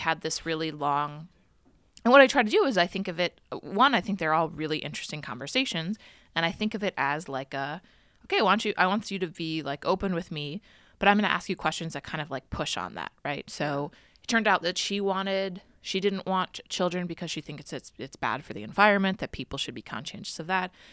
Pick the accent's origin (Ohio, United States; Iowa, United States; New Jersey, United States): Ohio, United States; Cleveland; moved away as an adult; also born or lived in Washington, D.C.; now in New York City, United States; my hometown of Cleveland